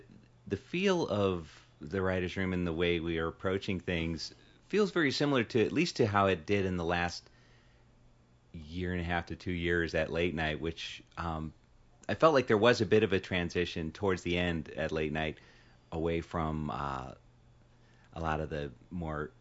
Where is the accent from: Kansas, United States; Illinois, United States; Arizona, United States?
Illinois, United States; Chicago; moved away as an adult; also born or lived in New York; now in Los Angeles, United States; I grew up in Chicago. I lived in New York for 12 years, 97 until 2 months ago